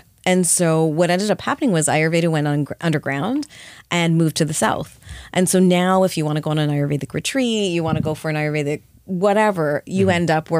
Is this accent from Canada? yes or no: yes; Canada; I grew up in Canada.